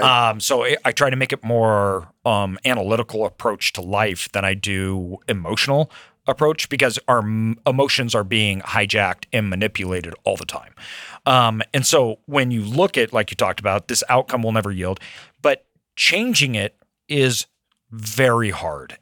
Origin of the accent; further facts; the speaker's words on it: Idaho, United States; also born or lived in Brazil; I was raised in Idaho.